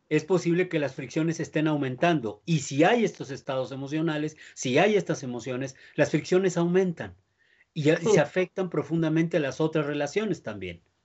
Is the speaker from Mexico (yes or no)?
yes; Mexico; nosotros como mexicanos